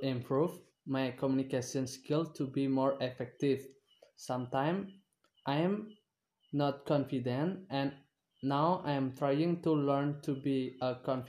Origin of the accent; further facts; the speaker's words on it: Gianyar, Bali, Indonesia; English is a second language; I am 20 years old. I'm come from Gianyar and I live in Kedisan Village, Tegalalang District.